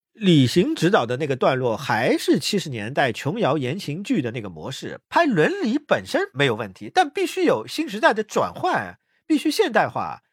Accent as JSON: {"language": "Chinese", "country": "China", "said": "我们大陆这边"}